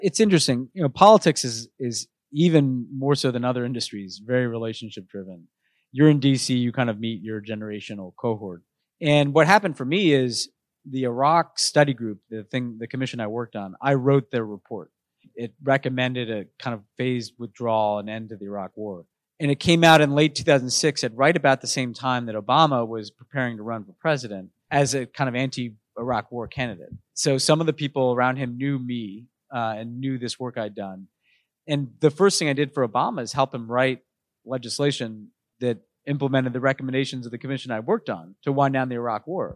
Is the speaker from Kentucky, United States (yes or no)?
no; New York City, New York, United States; moved away as an adult; also born or lived in Texas; growing up in New York, I was in a very politically